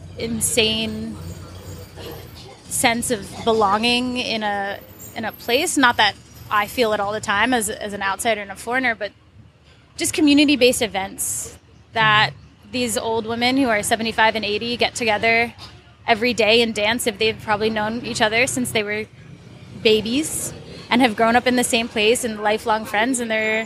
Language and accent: English; United States; moved away; me as an American